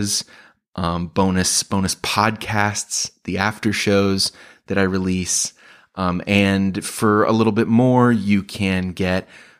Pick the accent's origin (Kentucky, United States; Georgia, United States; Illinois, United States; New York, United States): Illinois, United States; Chicago; I am a comedian from Chicago